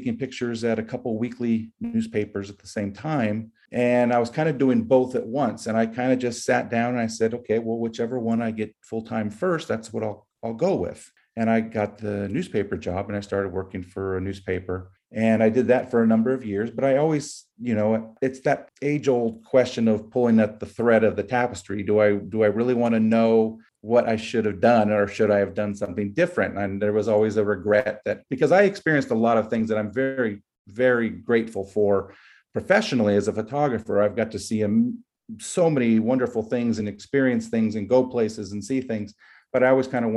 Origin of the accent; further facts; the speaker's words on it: Carpinteria, California, United States; I grew up in Carpinteria